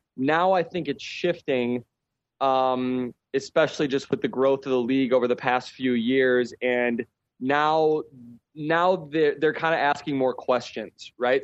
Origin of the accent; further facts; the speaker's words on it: Chicago, Illinois, United States; moved away as an adult; now in Czech Republic; I grew up in Chicago